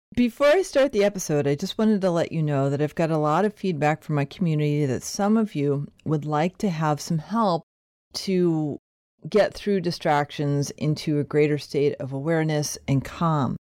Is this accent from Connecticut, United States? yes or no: yes; Connecticut, United States; I was born in Connecticut